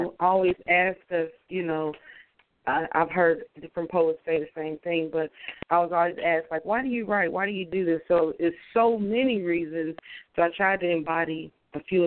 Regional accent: Dayton, Ohio, United States; moved away; I'm originally from Dayton, Ohio

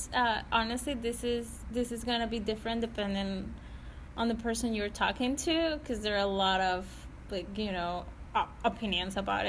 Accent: Venezuela; moved away as an adult; now in Boston, United States; So I'm from Venezuela. I'm 20 years old. I moved here 4 years ago to go to grad school.

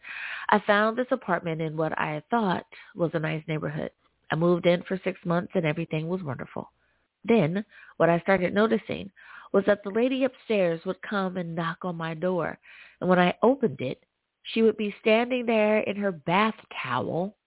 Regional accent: United States; my home country, the good old U.S.

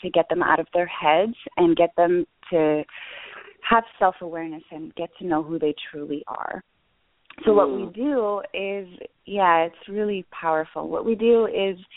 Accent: Canada; I'm Canadian.

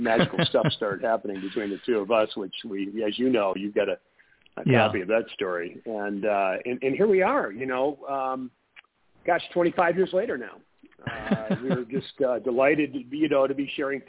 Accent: Michigan, United States; now in Phoenix, United States; I grew up in Michigan.

